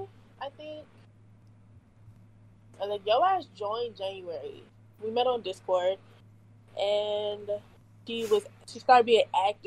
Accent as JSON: {"language": "English", "town": "Long Beach", "region": "California", "country": "United States", "said": "I'm from Cali, from Long Beach, California."}